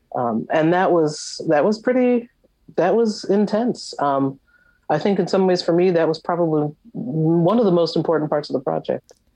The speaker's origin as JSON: {"language": "English", "area": "Long Island", "region": "New York", "country": "United States", "tie": "born or raised there", "said": "I grew up in the New York area on Long Island"}